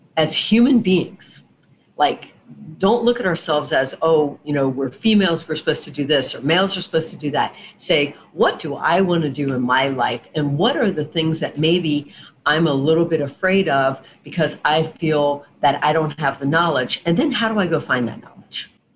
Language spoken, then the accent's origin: English; South Florida, United States; I was born and raised in South Florida